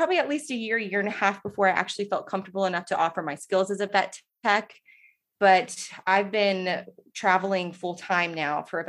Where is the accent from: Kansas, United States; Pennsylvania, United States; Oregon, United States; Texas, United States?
Texas, United States; I'm from Texas, so I do know a bit of Spanish